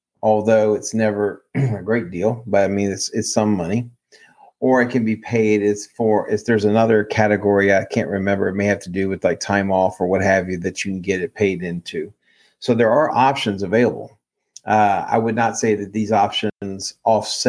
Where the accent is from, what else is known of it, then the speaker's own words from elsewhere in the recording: Maryland, United States; now in Texas, United States; my home state of Maryland